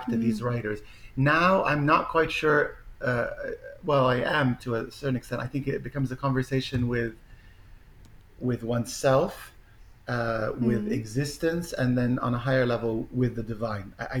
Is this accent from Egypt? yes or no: yes; Egypt; moved away; I grew up, I was born in Egypt.